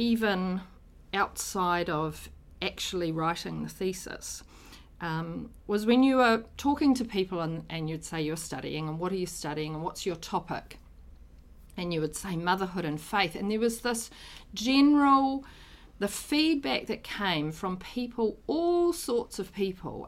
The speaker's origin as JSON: {"language": "English", "region": "Auckland", "country": "New Zealand", "tie": "born or raised there", "also_born_or_lived": "Rotorua / Te Kuiti", "said": "I was born in Auckland. I've lived most of my life in Auckland"}